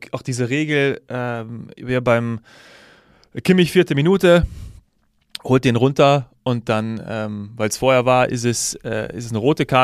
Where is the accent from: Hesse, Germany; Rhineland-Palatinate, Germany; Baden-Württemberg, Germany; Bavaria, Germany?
Hesse, Germany; born there; ich hätte es natürlich, auch als gebürtiger Hesse, und äh, mein Herz schlägt ja dann doch des Öfteren für die Eintracht